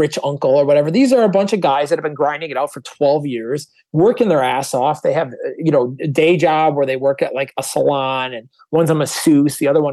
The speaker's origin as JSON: {"language": "English", "region": "Wisconsin", "country": "United States", "said": "I'm from Wisconsin too."}